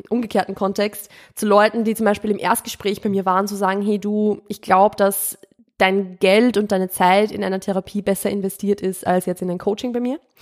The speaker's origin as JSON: {"language": "German", "country": "Austria", "tie": "born or raised there", "also_born_or_lived": "Steyr, Upper Austria", "moved": "as an adult", "lives_now": "Vienna, Austria", "said": "Ich bin keine Wienerin. Ich bin vom Land. Ich bin ein Dorfkind"}